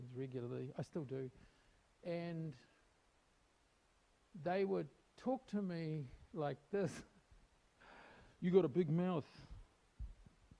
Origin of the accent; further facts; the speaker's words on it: New Zealand; I was born in New Zealand, and I grew up in New Zealand